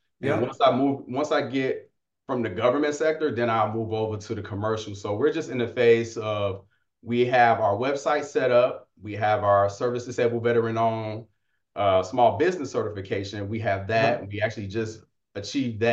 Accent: Gary, Indiana, United States; I am from Gary, Indiana

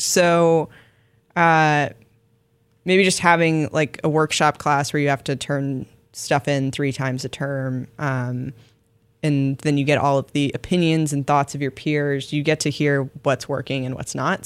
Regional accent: Florida, United States; my home state of Florida

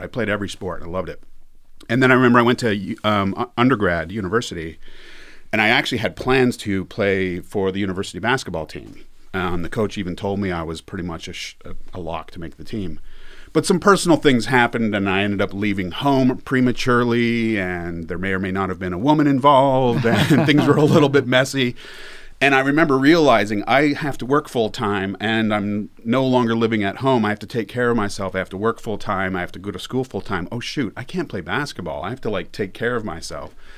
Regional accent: Canada; moved away as an adult; now in Las Vegas, United States; I'm from Canada. It's been a long time. Um, I went to grad school in ninety-seven. So I've been, I think, in the States for longer than I was in Canada

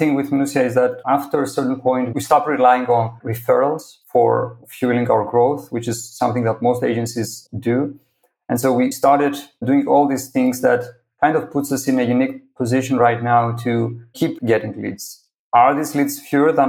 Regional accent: Greece; I'm originally from Greece. You know, I was born and raised there

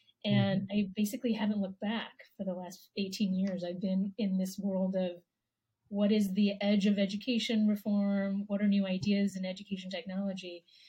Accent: Taiwan; born there; I was born in Taiwan. My parents are from China. So I would say, yeah, Asian American, Taiwanese American.

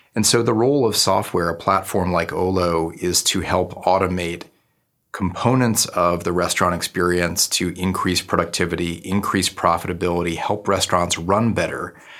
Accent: Newton, Massachusetts, United States; moved away as an adult; also born or lived in New Haven, Connecticut / New York City; my hometown of Newton, Massachusetts

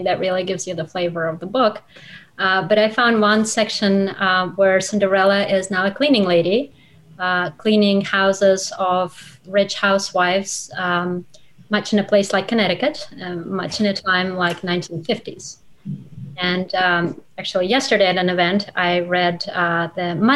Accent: Russia; first language Russian; English is a second language; moved away as an adult; now in United States; my best friend when I was growing up in Russia was Olga.

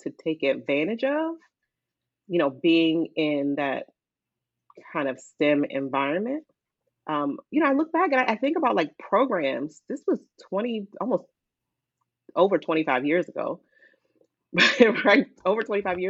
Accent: Silver Spring, Maryland, United States; also born or lived in Virginia / Washington, D.C.; I grew up in Montgomery County, Maryland, Silver Spring in particular.

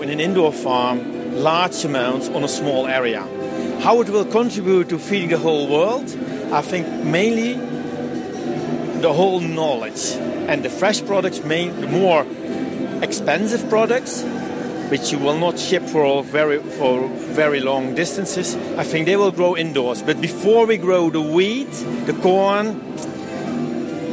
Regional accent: Netherlands; I'm coming from the Netherlands

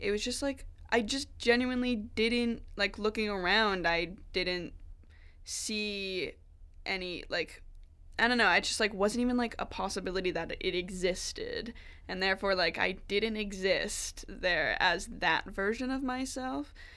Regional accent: Wolfville, Nova Scotia, Canada; moved away as an adult; I'm from Nova Scotia, um, from Wolfville area, if you know where that is, like town of like four thousand People

